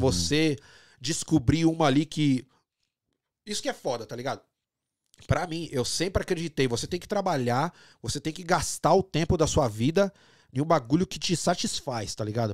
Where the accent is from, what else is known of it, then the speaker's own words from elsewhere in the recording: São Paulo, Brazil; moved away as an adult; also born or lived in Rio de Janeiro / Canada; now in Toronto, Canada; de onde eu nasci e cresci